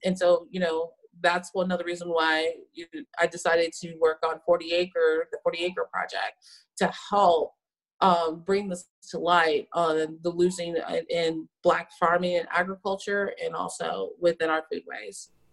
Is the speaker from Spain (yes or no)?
no; San Antonio, Texas, United States; I'm from Texas and originally from San Antonio, so this is in my heritage of making tamales